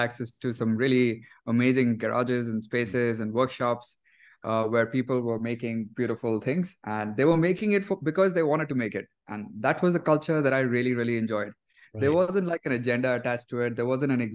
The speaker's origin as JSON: {"language": "English", "region": "Delhi", "country": "India", "tie": "born or raised there", "said": "growing up, I grew up in Delhi, and I went to a regular school"}